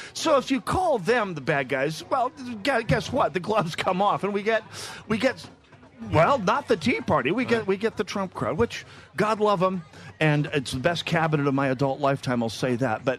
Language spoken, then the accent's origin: English; North Dakota, United States; now in Minnesota, United States; I grew up in North Dakota